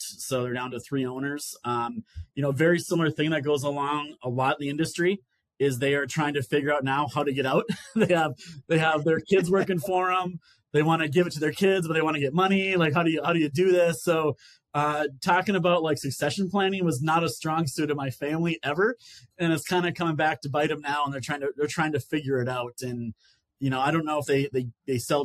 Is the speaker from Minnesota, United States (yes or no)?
yes; northern Minnesota, United States; moved away as an adult; now in Columbia, South Carolina, United States; I grew up in northern Minnesota